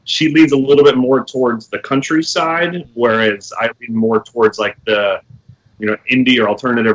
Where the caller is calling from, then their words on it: Orlando, Florida, United States; I'm... sunny Orlando, Florida.